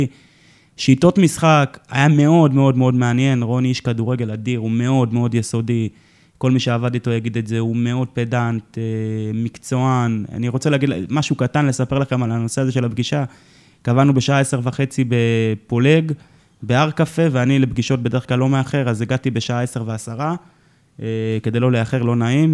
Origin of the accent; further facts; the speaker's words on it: Jerusalem, Jerusalem District, Israel; אני גדלתי כירושלמי